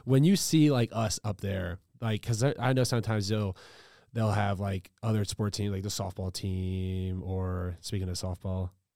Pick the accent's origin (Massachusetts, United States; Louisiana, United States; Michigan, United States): Louisiana, United States; moved away; I'm from Louisiana, so I'm a big L S U guy